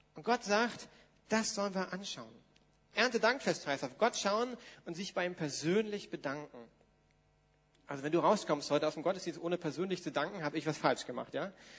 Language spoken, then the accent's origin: German; Germany; uns als Deutsche ist das jetzt ja, naja, hm, wir haben einen anderen geschichtlichen Hintergrund